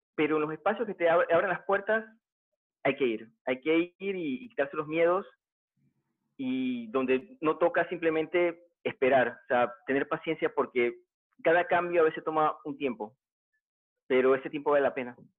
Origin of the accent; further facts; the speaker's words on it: Panama; en mi país también, aquí en Panamá